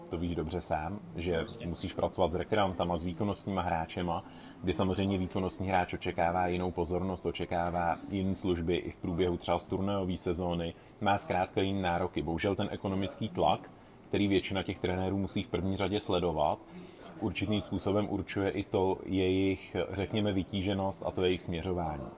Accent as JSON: {"language": "Czech", "town": "Plzeň", "region": "Plzeň Region", "country": "Czechia", "also_born_or_lived": "Mariánské Lázně", "said": "pocházím z Plzně"}